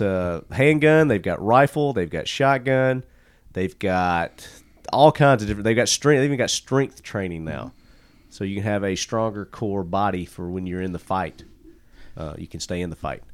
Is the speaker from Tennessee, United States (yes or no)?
yes; Murfreesboro, Tennessee, United States; my hometown here, Murfreesboro